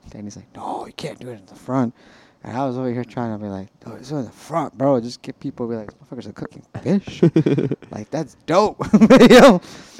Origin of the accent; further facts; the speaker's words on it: Chicago, Illinois, United States; As a Midwesterner, as a person who grew up in the Midwest in Chicago